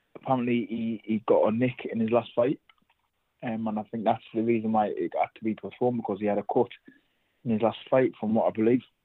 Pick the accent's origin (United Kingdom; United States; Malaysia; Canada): United Kingdom; North East England; us both obviously being from up north